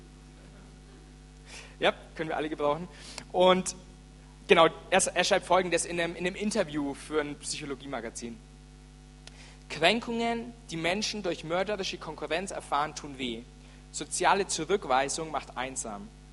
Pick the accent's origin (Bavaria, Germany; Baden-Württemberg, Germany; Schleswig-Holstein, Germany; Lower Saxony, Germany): Bavaria, Germany; Franconia; ich bin echter Franke